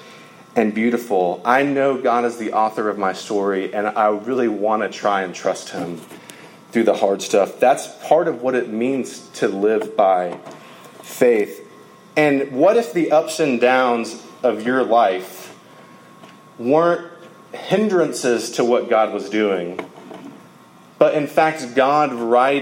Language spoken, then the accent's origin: English; Georgia, United States; I'm from Georgia